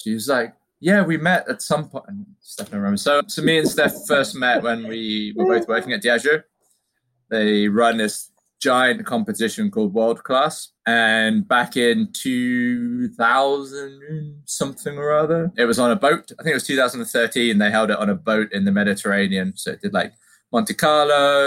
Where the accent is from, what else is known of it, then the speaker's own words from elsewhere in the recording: Cornwall, South West England, United Kingdom; growing up in Cornwall, you grew up around apples